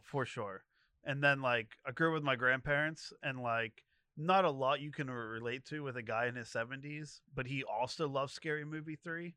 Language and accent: English; Moon, Pennsylvania, United States; I grew up in Moon